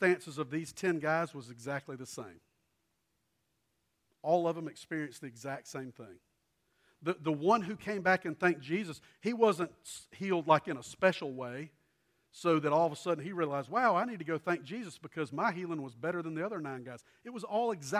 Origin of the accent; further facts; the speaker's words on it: Columbia, South Carolina, United States; A lady who had lived across the street from me growing up in Columbia and lived there. We moved there when I was tiny